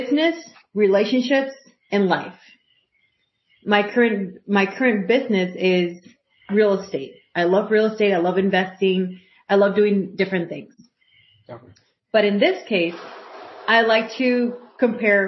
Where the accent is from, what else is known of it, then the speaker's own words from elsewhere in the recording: Puerto Rico; moved away; I grew up in Puerto Rico, and I graduated from high school there.